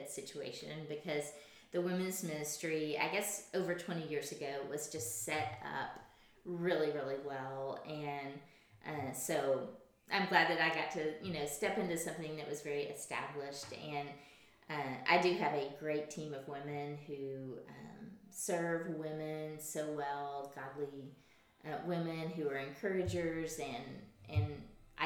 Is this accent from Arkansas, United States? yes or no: yes; Camden, Arkansas, United States; also born or lived in Fayetteville, Arkansas; I was born and raised in Camden